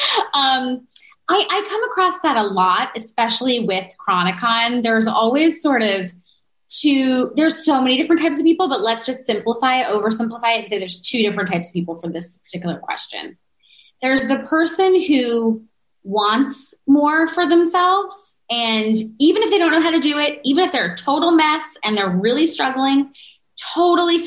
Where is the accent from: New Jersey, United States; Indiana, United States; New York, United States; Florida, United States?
New York, United States; New Yorker, United States; I'm a New Yorker.